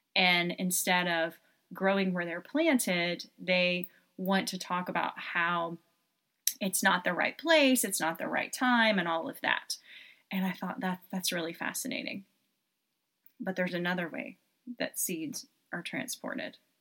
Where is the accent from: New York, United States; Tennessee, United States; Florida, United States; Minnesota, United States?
Tennessee, United States; Knoxville; I'm originally from Knoxville, Tennessee, spent a lot of time in Pigeon Forge and Gatlinburg when I was a child